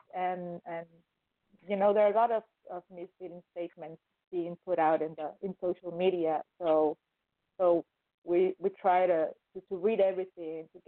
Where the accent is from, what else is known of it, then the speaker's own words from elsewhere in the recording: Guatemala; now in Mexico; I'm from Guatemala, but I currently live in Mexico.